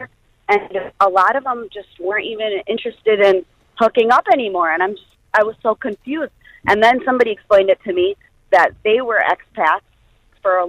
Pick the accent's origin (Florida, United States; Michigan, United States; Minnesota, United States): Michigan, United States; Ann Arbor; moved away as an adult; now in Abu Dhabi, United Arab Emirates; I was born and raised in Ann Arbor, Michigan